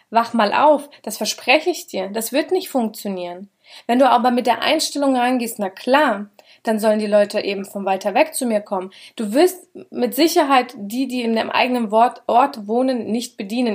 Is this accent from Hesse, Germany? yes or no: yes; Schotten, Hesse, Germany; Schotten, da wo ich herkomme, da sind ungefähr zwölftausend Einwohner